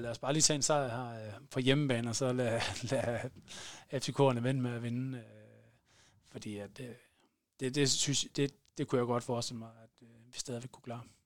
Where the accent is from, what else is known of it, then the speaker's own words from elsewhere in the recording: Varde, Southern Denmark, Denmark; i Varde der, hvor jeg, hvor jeg er fra.